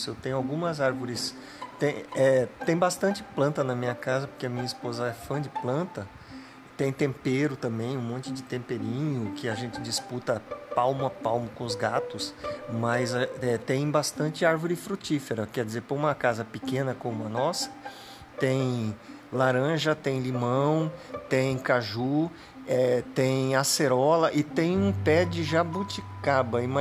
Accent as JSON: {"language": "Portuguese", "town": "Rondonópolis", "region": "Mato Grosso", "country": "Brazil", "tie": "born or raised there", "said": "quando era tempo de manga na minha infância a gente morava em Rondonópolis, a gente ficava embaixo das mangueiras para pegar manga, né?"}